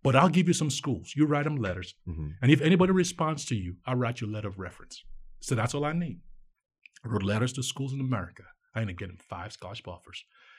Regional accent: Nigeria; See, I grew up in Nigeria.

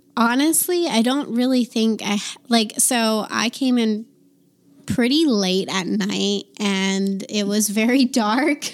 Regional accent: East Coast, United States; moved away as an adult; now in Nevada, United States; I'm from the East Coast

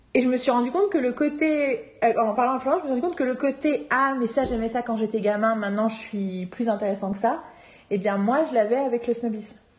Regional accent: Paris, Île-de-France, France; je suis parisienne, parisienne

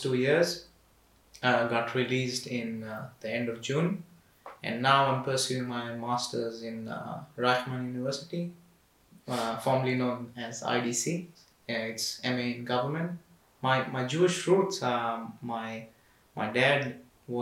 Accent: Mumbai, Maharashtra, India; moved away as an adult; now in Israel; I was born and brought up in Mumbai

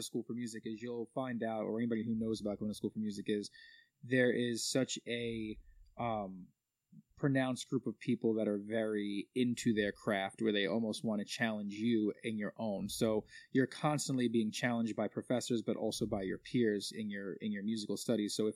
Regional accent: Massapequa, New York, United States; I grew up in Massapequa

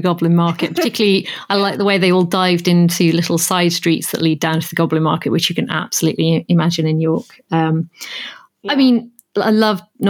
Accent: Yorkshire and the Humber, United Kingdom; As a Yorkshire lass

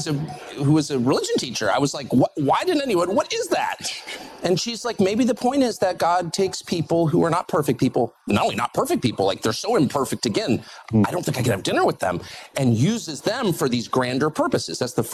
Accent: United States; I'm American.

